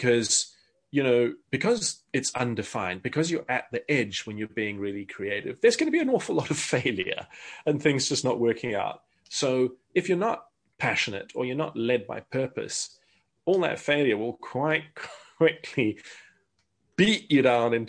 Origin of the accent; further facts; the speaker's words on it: South Africa; I grew up in South Africa.